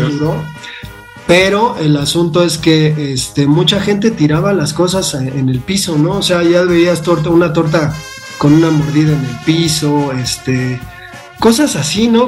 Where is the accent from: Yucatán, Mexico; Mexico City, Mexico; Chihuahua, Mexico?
Mexico City, Mexico; yo que crecí en la Valle Gómez